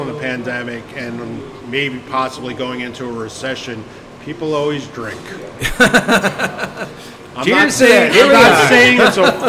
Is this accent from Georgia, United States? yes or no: no; New York, United States; also born or lived in Pittsburgh, Pennsylvania; now in Chicago, United States; I'm from New York